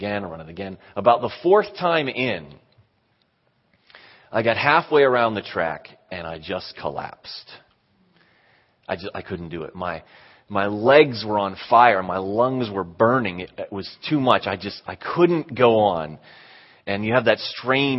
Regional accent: Western Pennsylvania, United States; moved away; I was from Pennsylvania, made it to the Western Pennsylvania semifinals

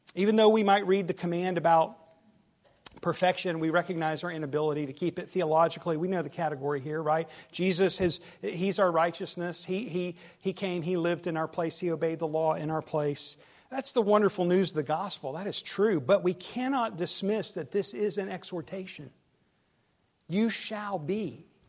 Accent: the South, United States; accent: southern

